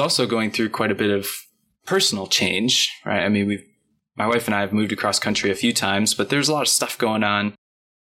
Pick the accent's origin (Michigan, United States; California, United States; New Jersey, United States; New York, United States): Michigan, United States; growing up in Michigan in the Midwest